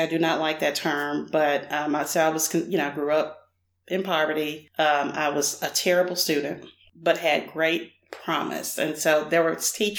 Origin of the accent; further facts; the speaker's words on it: Nashville, Tennessee, United States; also born or lived in Hermitage, Tennessee; I grew up in what is considered Northeast Nashville around the Trinity Lane, Weiss Creek Pike area, and I now live in Hermitage, Tennessee